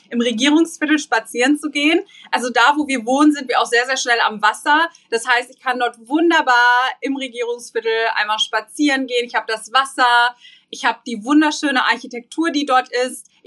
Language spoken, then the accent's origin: German; Viersen, North Rhine-Westphalia, Germany; also born or lived in Hagen; Gut, ich bin in Viersen geboren und äh, groß geworden und dann sind meine Eltern mit mir zusammen, ich glaube, als ich 14 war oder 15 nach Hagen gezogen.